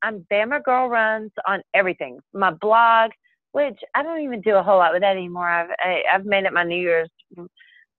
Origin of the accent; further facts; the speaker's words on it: Alabama, United States; I'm from Alabama